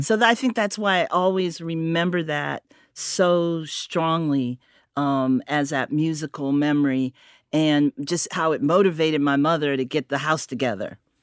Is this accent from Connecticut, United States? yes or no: yes; Connecticut, United States; also born or lived in Harlem, New York; I was born in Connecticut, but I grew up between Connecticut and Harlem